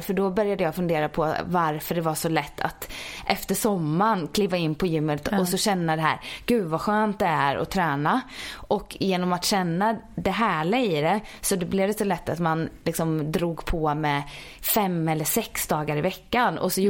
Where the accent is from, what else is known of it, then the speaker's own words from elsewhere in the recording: Ulricehamn, Västra Götaland, Sweden; moved away as an adult; also born or lived in Jönköping; now in Stockholm, Sweden; jag är uppvuxen i Ulricehamn i Västergötland